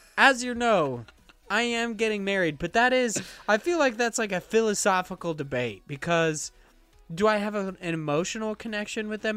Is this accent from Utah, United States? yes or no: no; Idaho, United States; growing up in Idaho